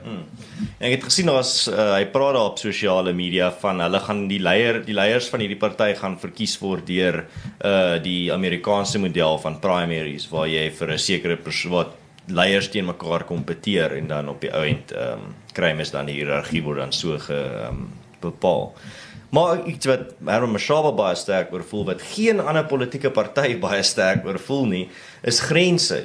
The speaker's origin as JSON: {"language": "Afrikaans", "country": "South Africa"}